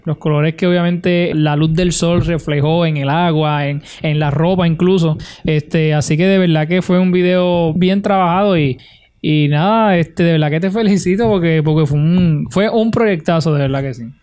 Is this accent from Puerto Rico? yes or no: yes; Utuado, Puerto Rico; mi pueblo de Utuado